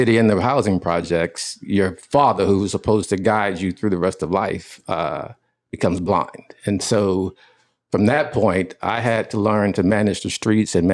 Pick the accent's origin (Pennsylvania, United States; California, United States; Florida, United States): Florida, United States; West Palm Beach; I grew up in West Palm Beach, Florida